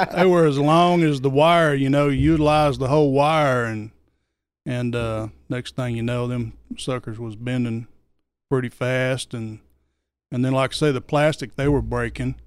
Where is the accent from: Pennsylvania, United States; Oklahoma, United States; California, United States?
Oklahoma, United States; moved away as an adult; also born or lived in Georgia; I'm from Oklahoma. Twenty-six years in Oklahoma and twenty-six years in Georgia and I've been here for eight years